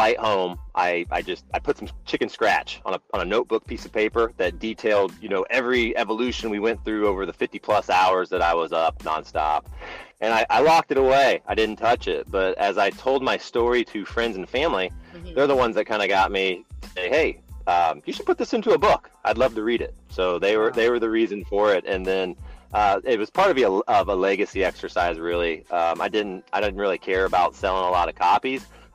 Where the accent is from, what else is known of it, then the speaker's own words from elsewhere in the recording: Indiana, United States; I'm from Indiana, born and raised